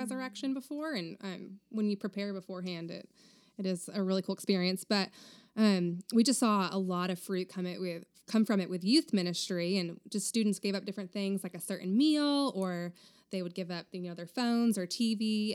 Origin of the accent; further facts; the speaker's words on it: Vermont, United States; moved away as an adult; also born or lived in Texas; now in Round Rock, United States; I grew up in Vermont until I was eighteen when I moved to Texas to go to Baylor University